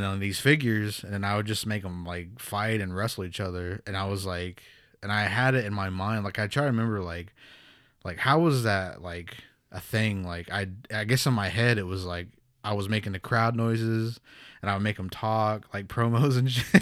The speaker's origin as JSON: {"language": "English", "town": "Pawnee", "region": "Oklahoma", "country": "United States", "tie": "born or raised there", "also_born_or_lived": "New Mexico", "said": "I'm from Pawnee, Oklahoma, here, born and raised."}